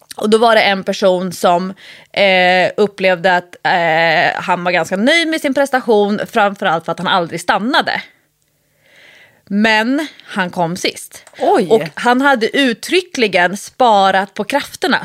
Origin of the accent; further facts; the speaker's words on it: Nacka, Stockholm County, Sweden; jag är uppvuxen ute i, i Nacka, både i eh, Solsidan, det fashionabla området och i Fisksätra